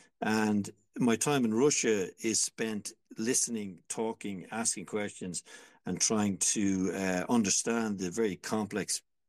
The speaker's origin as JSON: {"language": "English", "country": "Ireland", "tie": "born or raised there", "said": "I'm an Irishman, remember, and I grew up during a war where white Anglo-Celtic Irish people murdered each other in the most brutal ways known to mankind"}